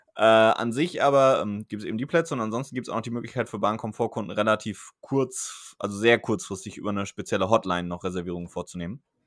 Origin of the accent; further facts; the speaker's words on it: Germany; now in Bremen, Germany; Mainz-Wiesbaden, meiner Heimat